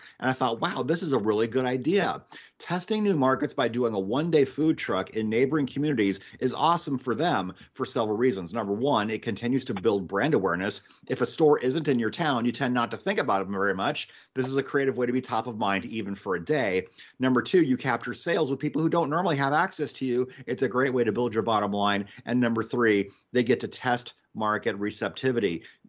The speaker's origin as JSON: {"language": "English", "region": "Iowa", "country": "United States", "tie": "born or raised there", "moved": "as an adult", "said": "Last year, I moved back to Iowa, to my hometown, which is a small farming community."}